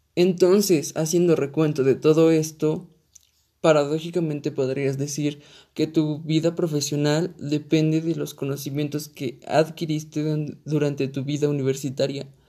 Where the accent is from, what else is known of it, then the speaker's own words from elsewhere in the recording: Mexico; yo soy un universitario mexicano